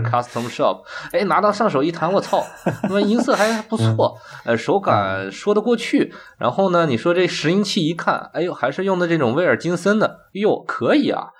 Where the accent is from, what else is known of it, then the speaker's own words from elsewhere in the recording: China; 我们中国人做这个东西可以比你强